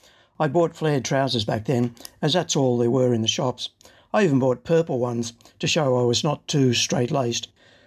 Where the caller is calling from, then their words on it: Sydney, New South Wales, Australia; Hi, David. … from Sydney.